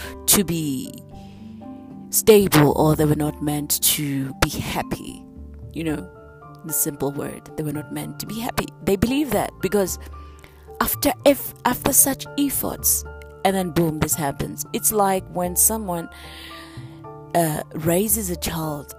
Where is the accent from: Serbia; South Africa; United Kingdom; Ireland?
South Africa; we grew up during the days of political violence in my hometown, and it was black on blacks.